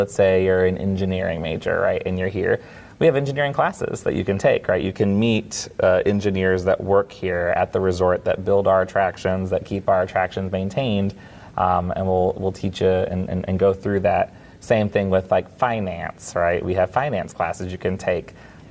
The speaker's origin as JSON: {"language": "English", "region": "West Coast", "country": "United States", "tie": "born or raised there", "moved": "yes", "said": "I grew up on the West Coast. So I was used to Disneyland kind of being in my backyard"}